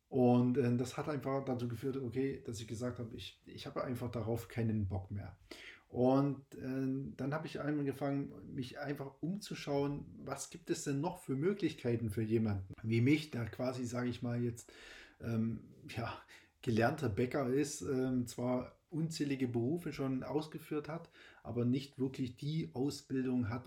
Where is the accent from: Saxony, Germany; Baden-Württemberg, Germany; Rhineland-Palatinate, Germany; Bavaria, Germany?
Saxony, Germany; born there; moved away; es ist so, ich bin tatsächlich äh, in Sachsen geboren und ähm, lebe aber jetzt schon seit fast 15 Jahren auch äh, in Bayern. Deswegen hört man vielleicht auch den Dialekt nicht mehr so.